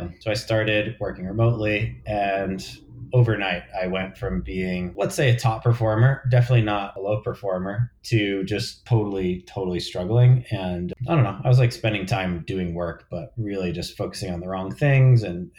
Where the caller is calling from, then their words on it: New York City, New York, United States; Yeah, I'm in New York City. I'm in Harlem and I'm in my home office